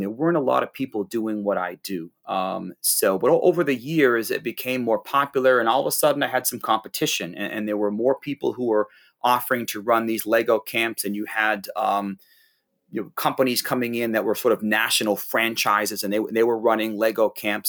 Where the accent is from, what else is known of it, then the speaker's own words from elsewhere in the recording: Hampton, New Hampshire, United States; my hometown in, in Hampton, New Hampshire